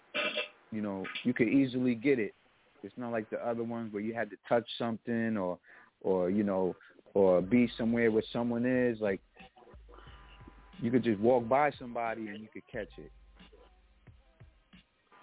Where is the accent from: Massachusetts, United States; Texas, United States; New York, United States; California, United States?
New York, United States; New York City; I'm from the Kingsbridge section of the Bronx